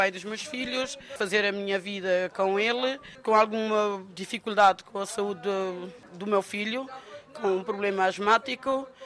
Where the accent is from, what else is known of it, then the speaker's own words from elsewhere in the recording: Cape Verde; moved away as an adult; now in Coimbra, Portugal; Sim, saí de Cabo Verde aos 23 anos, já cá vivo há 25, quase 26.